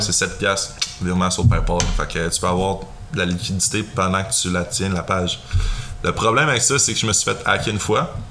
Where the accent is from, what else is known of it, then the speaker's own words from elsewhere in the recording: Quebec, Canada; accent: Québécois; je fais du contenu pour le Québec. Là. Je vais pas changer mon accent